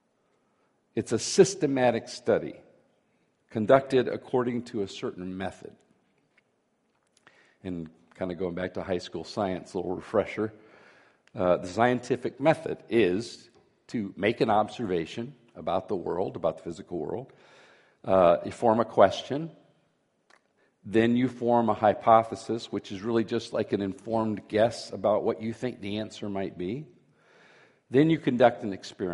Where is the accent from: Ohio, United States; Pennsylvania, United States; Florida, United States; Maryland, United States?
Florida, United States; when I was a boy growing up in Florida